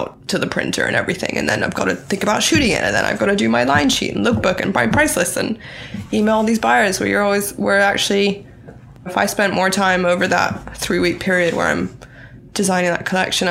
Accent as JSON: {"language": "English", "country": "Thailand", "tie": "born or raised there", "also_born_or_lived": "Bangkok", "moved": "yes", "said": "I grew up in Thailand, so I've kind of always lived between here and Bangkok"}